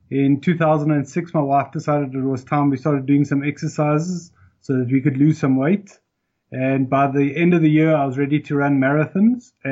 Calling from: South Africa; i'm in south africa

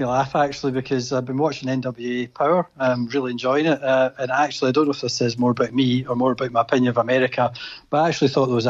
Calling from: Glasgow, Scotland, United Kingdom

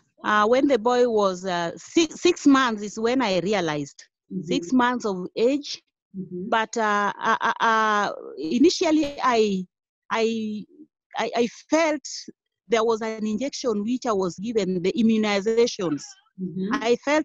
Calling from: Kisumu County, Kenya; I am in Kisumu County.

